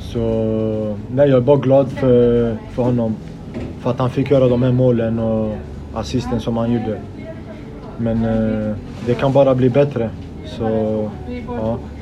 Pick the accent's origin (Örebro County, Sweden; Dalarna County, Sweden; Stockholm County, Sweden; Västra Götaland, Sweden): Västra Götaland, Sweden; Gothenburg; jag är född och uppvuxen i Biskopsgården